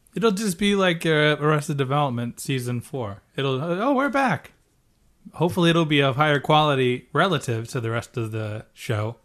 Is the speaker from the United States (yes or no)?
yes; United States; we as Americans